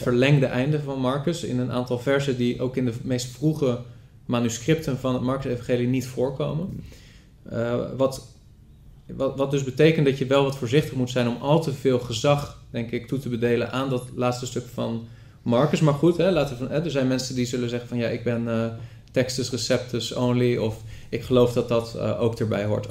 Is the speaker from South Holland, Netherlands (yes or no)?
yes; Rotterdam, South Holland, Netherlands; ik ben opgegroeid in de evangelische ja. wereld. De volle evangelische gemeente, of een lokale volle evangelische gemeente, wat kleinere gemeente in Rotterdam.